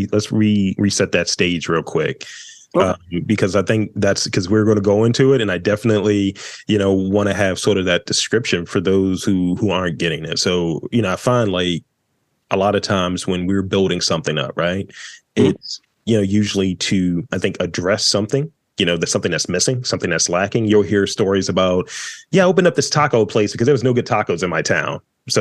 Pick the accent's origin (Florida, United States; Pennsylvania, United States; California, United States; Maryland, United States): Maryland, United States; Baltimore; when people ask, where are you from? Huh? I was like, from Baltimore. Even though I don't sound like it from what I've been told, I don't sound like I'm from Baltimore.